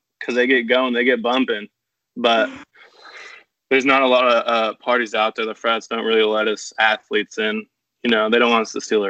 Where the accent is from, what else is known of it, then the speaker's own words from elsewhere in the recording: California, United States; I did have some puka shells in middle school. I'm not gonna lie.